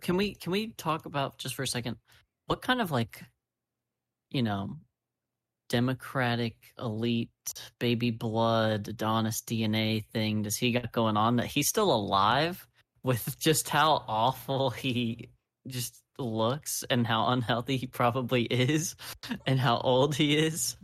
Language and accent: English; United States; I'm American